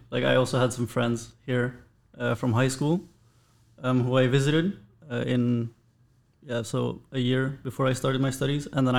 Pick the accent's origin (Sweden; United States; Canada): Sweden; moved away as an adult; now in Netherlands; I'm from Sweden and I'm a first year Security Studies student.